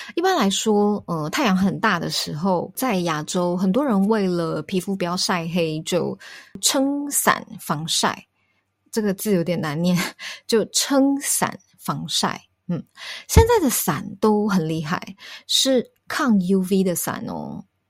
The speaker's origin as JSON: {"language": "Chinese", "town": "Taipei", "country": "Taiwan", "said": "我是台北人"}